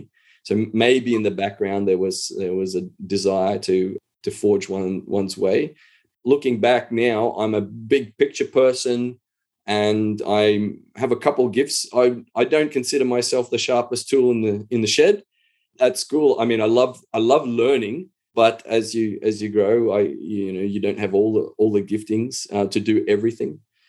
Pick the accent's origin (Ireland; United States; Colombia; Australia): Australia; Hervey Bay, Queensland; Well, it was a sleepy little Queensland town. I remember we would always look at going to Maryborough as going to the big smoke, if you can imagine that.